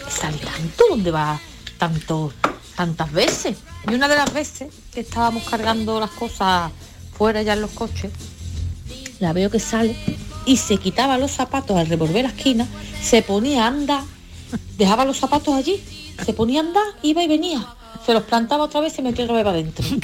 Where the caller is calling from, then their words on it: Almería, Andalusia, Spain; Buenos días, yo soy … de Almería.